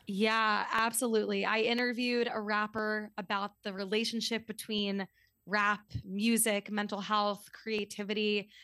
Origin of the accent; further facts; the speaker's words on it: New York City, New York, United States; also born or lived in Washington, D.C. / Midwest / Scotland; I was actually born in D C, so I guess I can't fully say that, but I'm, I'm from New York City, grew up here